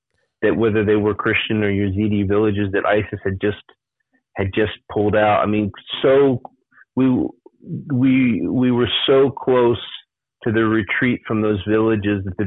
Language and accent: English; United States; moved away; also born or lived in Iraq; being the only American in a restaurant or a hotel